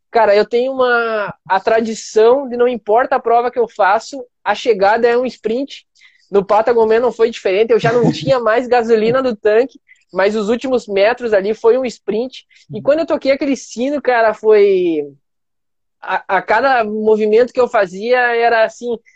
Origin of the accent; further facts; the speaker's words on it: Brazil; porque eu sou um representante, eu sou brasileiro, tô lá no, no Chile